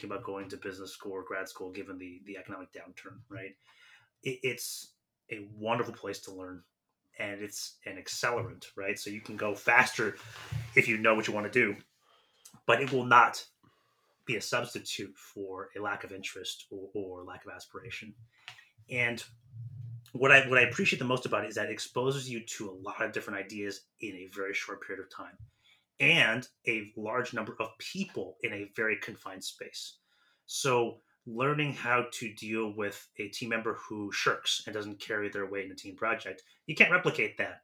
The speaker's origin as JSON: {"language": "English", "town": "San Francisco", "region": "California", "country": "United States", "also_born_or_lived": "Nashville", "moved": "as an adult", "said": "I'm from San Francisco originally"}